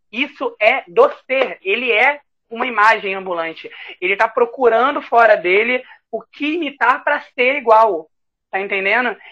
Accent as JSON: {"language": "Portuguese", "region": "Rio de Janeiro", "country": "Brazil", "said": "aqui do Rio de Janeiro, estado e cidade do Rio de Janeiro, do bairro Campo Grande"}